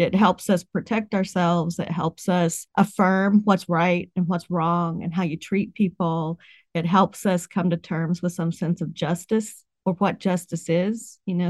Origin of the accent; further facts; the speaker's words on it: West Virginia, United States; I grew up in West Virginia